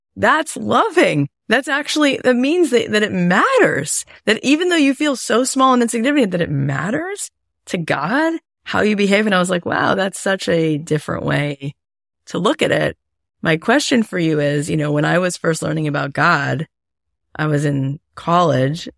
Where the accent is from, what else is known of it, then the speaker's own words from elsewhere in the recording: Florida, United States; I grew up in Florida